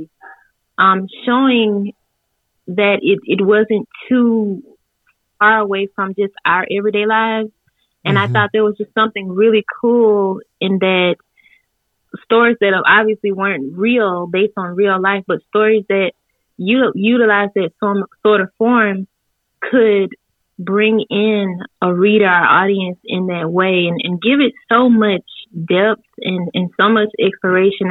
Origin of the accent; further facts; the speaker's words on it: Blackhawk, Mississippi, United States; I'm from Blackhawk, Mississippi. I've lived here my entire life of 30 years.